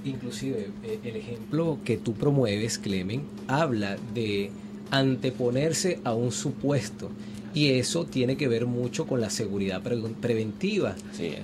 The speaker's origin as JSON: {"language": "Spanish", "country": "Venezuela", "said": "como venezolanos"}